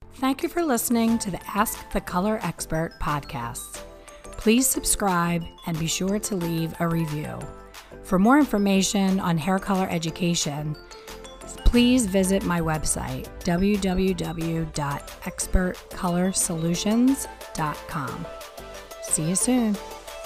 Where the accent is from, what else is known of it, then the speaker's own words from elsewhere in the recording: Pennsylvania, United States; moved away; I'm from Pennsylvania, I don't live there now